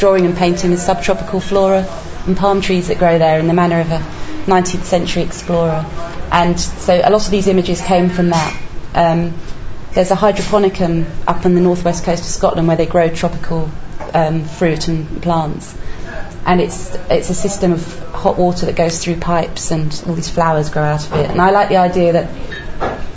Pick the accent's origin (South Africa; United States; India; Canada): India; moved away; when I was growing up in India